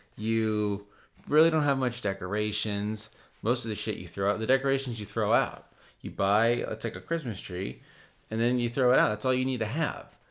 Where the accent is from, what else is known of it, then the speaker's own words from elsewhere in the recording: United States; I'm American